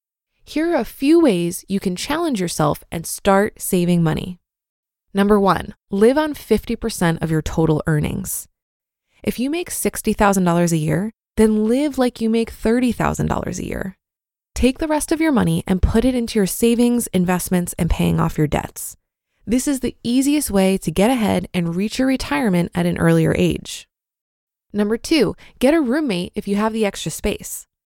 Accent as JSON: {"language": "English", "country": "Canada", "also_born_or_lived": "Panama", "said": "I'm Canadian, but lived in Panama for a little less than 5 years."}